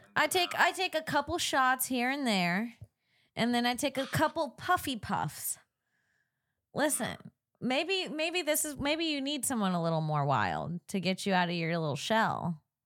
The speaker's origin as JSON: {"language": "English", "region": "Florida", "country": "United States", "tie": "born or raised there", "also_born_or_lived": "Saint Augustine", "moved": "yes", "lives_now": "Los Angeles, United States", "said": "I grew up in Florida."}